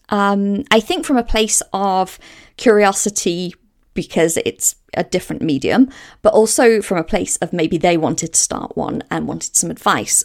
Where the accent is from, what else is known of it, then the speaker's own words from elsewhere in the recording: Walsall, West Midlands, United Kingdom; moved away as an adult; also born or lived in Hale, Cheshire / Bournemouth / Windsor / Southsea, Portsmouth; now in Portsmouth, United Kingdom; I grew up about fifteen miles north of Birmingham in the West Midlands, a place called Walsall. And I lived there until the age of nineteen.